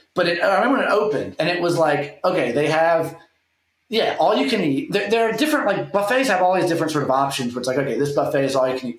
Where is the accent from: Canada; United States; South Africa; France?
United States; the South; I grew up in the South